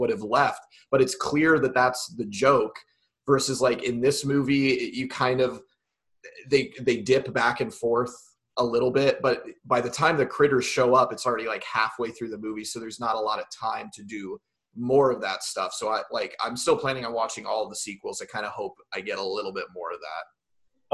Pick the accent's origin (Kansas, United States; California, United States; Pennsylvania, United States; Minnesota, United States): Kansas, United States; southeast; also born or lived in Hutchinson, Kansas / Emporia, Kansas; the smaller town and very far southeast Kansas that I grew up